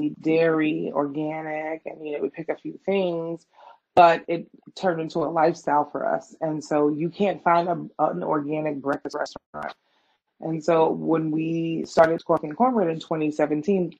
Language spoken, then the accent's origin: English; New York, United States; moved away as an adult; now in New Jersey, United States; as a New Yorker